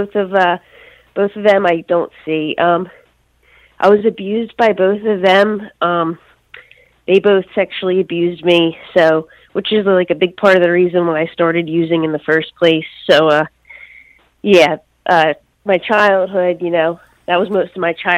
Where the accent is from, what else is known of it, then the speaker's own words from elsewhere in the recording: Philadelphia, Pennsylvania, United States; moved away as an adult; also born or lived in Bucks County, Newtown area; now in Newtown, United States; I grew up in Northeast in Mayfair, Philadelphia